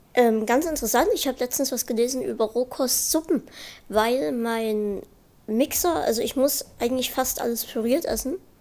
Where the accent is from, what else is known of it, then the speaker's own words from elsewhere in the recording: Saxony, Germany; wir kommen beide aus Sachsen